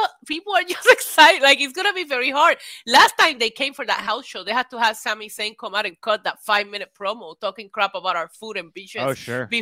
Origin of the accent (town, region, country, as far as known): Puerto Rico; born or raised there; also born or lived in New York City